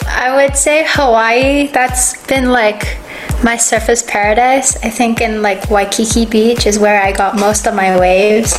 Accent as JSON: {"language": "English", "region": "Kuala Lumpur", "country": "Malaysia", "said": "I am from Kuala Lumpur, Malaysia"}